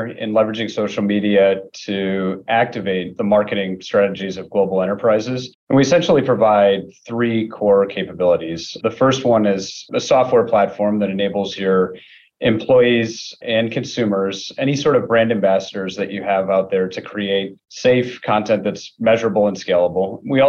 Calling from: Rochester, New York, United States; I'm joining you from Rochester, New York.

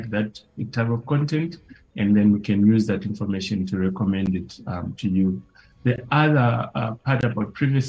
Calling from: Johannesburg, Gauteng, South Africa; I'm joining from Johannesburg in South Africa. It's nice and sunny outside.

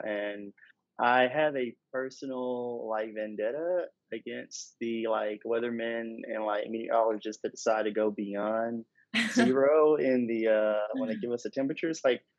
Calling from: Atlanta, Georgia, United States; I am calling in from Atlanta. So I've recently moved there

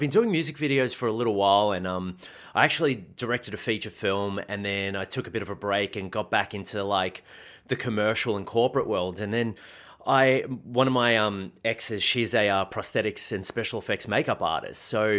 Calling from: Melbourne, Victoria, Australia; I'm in Melbourne, Victoria, actually from home

